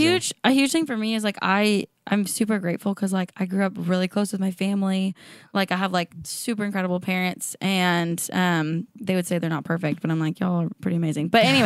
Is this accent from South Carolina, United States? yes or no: no; Washington, United States; now in Nashville, United States; At Washington State, a small town.